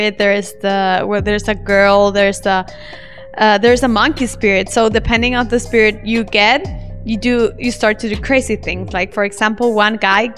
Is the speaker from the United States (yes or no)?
no; El Salvador; moved away as an adult; also born or lived in Germany; now in Yogyakarta, Indonesia; I'm from El Salvador, a small country in Central America. But I have been living in Germany the last 5 years, and now I live in Indonesia